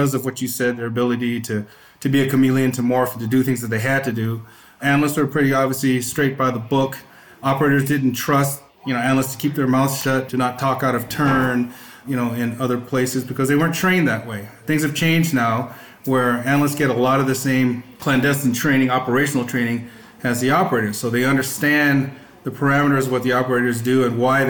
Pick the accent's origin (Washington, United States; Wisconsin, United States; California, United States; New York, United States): California, United States; Northern; I grew up in Northern California